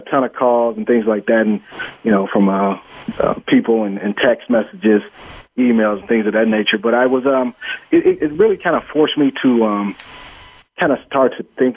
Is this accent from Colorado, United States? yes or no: no; Cleveland, Ohio, United States; I'm from the Cleveland area